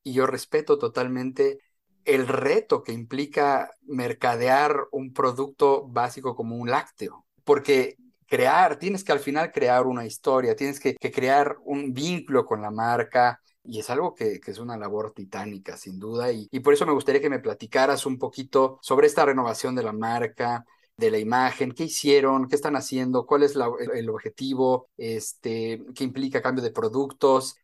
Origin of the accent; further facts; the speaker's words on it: Mexico; como mexicano